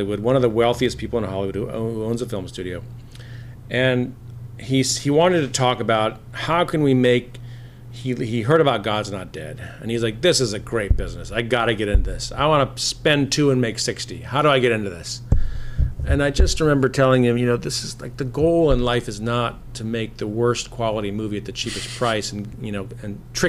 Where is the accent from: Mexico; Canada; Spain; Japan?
Japan; moved away as an adult; I grew up in Japan. My parents were missionaries in Japan, so I lived there till I was 18.